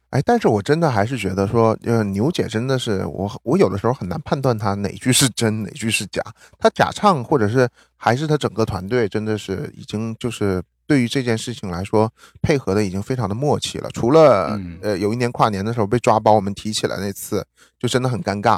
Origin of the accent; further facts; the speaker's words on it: Northeast China, China; moved away as an adult; now in New York, United States; 我们两个都是属于那种，就是移民美国了以后，然后就是我们都是出生在东北的